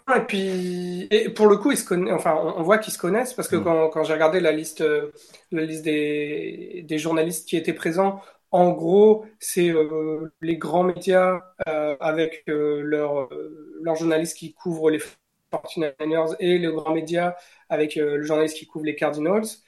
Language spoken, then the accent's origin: French; France; je viens de France